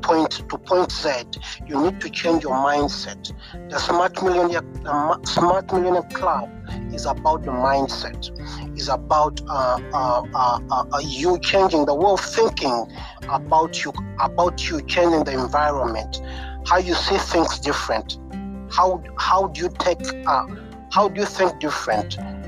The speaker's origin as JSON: {"language": "English", "country": "Uganda", "moved": "as an adult", "lives_now": "United Kingdom", "said": "I'm from Africa, Uganda. I'm from Africa, Uganda, and I came I came to United Kingdom for studies."}